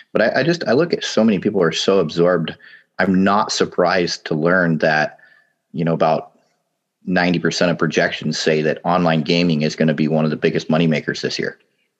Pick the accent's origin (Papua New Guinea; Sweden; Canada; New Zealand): Papua New Guinea; now in United States; I mean, yeah, I grew up in Papua New Guinea. A lot of people came back to the U.S. and I was forced to come out of my little wonderland there, living in the tropics.